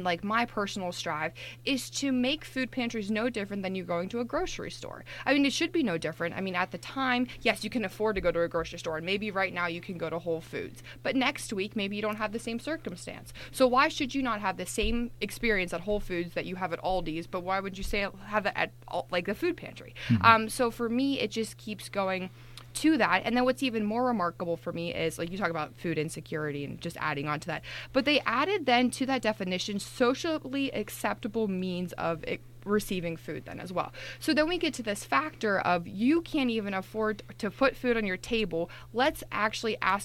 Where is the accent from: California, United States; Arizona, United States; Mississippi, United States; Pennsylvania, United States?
Pennsylvania, United States; Johnstown; growing up in rural Pennsylvania, I'm originally from Johnstown, Pennsylvania